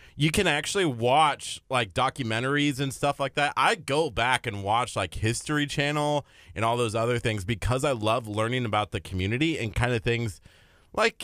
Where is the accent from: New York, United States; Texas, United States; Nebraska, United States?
Nebraska, United States; moved away; a poor little kid in Nebraska